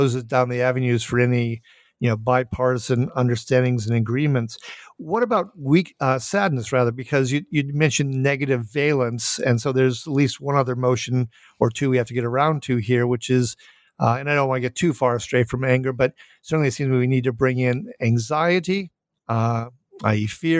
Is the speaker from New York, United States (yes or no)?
no; Minnesota, United States; I am from Minnesota